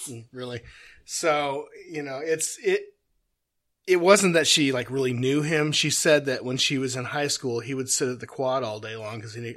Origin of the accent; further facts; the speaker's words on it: Simi Valley, California, United States; I grew up in Simi Valley, California